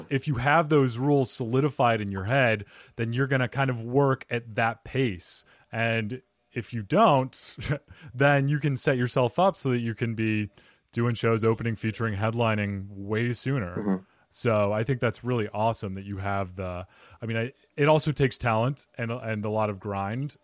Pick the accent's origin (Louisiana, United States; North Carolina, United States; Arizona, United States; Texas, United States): Arizona, United States; moved away; also born or lived in New York; I grew up in Arizona and then mm-hmm. I spent some time in New York. I lived there for about eight years, seven years.